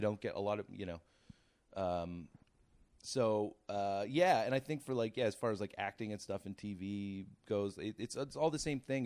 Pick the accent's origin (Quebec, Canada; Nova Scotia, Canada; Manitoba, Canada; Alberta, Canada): Nova Scotia, Canada; Cape Breton; moved away as an adult; also born or lived in Toronto; I'm from Nova Scotia originally, from Cape Breton